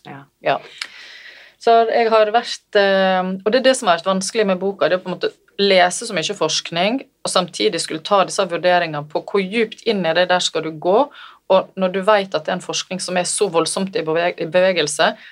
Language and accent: Norwegian; Selje, Vestland, Norway; also born or lived in Bergen; der ble jeg født i Bergen mm. og bodde der de tre første åra av livet mitt. Så flytta jeg til Selje, ja. i mora mi sin heimbygd.